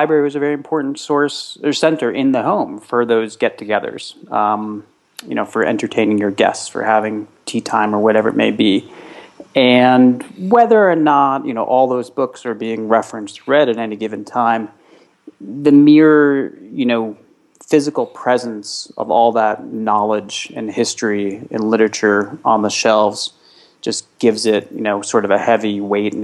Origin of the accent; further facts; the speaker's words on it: New York City, New York, United States; a 13-year-old boy growing up in New York City